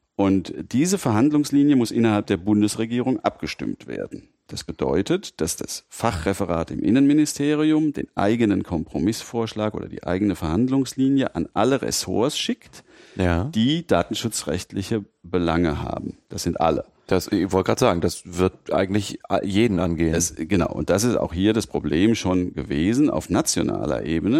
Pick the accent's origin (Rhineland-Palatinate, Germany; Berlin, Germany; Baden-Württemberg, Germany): Rhineland-Palatinate, Germany; Mainz; also born or lived in Frankfurt; ich in Mainz aufgewachsen bin und mich natürlich auch als Mainzer fühle